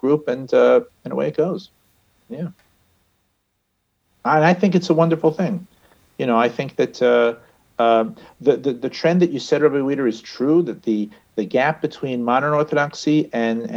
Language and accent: English; New York City, New York, United States; moved away; I'm from Riverdale, just north of the Bronx